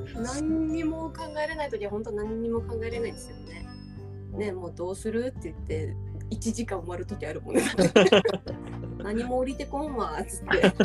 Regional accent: Hokkaido, Japan; accent: Hokkaido; 北海道の人って自分ではなまってないって思ってるじゃん私たち

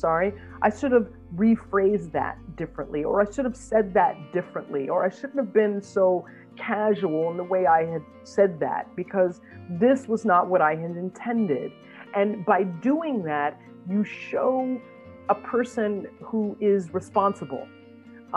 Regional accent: United States; as an American

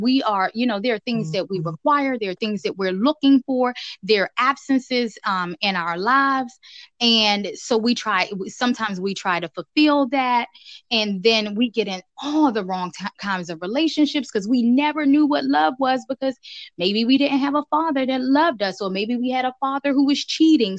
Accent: Washington, District of Columbia, United States; also born or lived in Virginia; me growing up in Southeast DC

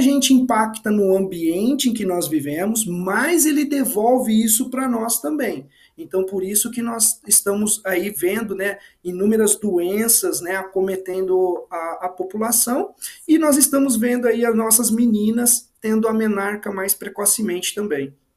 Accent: interior of São Paulo state, Brazil; Eu sou do interior do estado de São Paulo, né? Eu cresci em sítio

